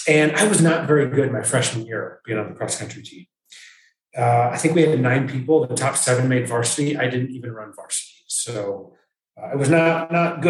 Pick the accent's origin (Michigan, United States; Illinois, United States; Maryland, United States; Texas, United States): Michigan, United States; now in North Carolina, United States; I grew up in Michigan